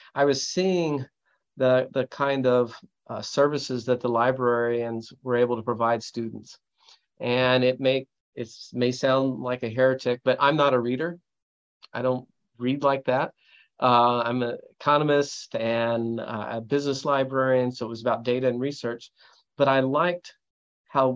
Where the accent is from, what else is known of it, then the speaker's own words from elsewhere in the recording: near Champaign-Urbana, Illinois, United States; moved away as an adult; also born or lived in Chicago / Montreal, Canada; now in Waco, United States; I grew up near Champaign, Urbana in Illinois